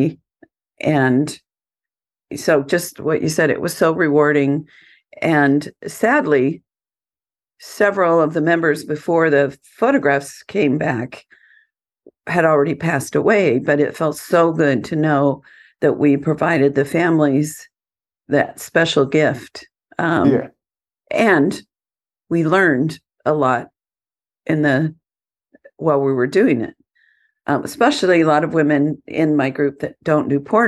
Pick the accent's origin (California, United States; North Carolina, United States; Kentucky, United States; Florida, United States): California, United States; Southern; I'm from Southern California